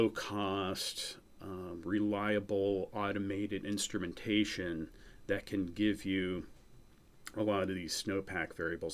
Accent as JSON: {"language": "English", "region": "New England", "country": "United States", "tie": "born or raised there", "said": "we both had, you know, growing up in New England in common, being kind of the outsiders in Missouri."}